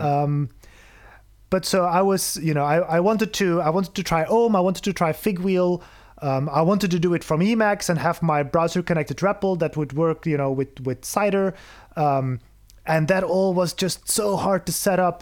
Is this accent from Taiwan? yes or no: no; Belgium; moved away as an adult; now in Berlin, Germany; I'm, I'm originally from Belgium, uh, moved to Berlin about four years ago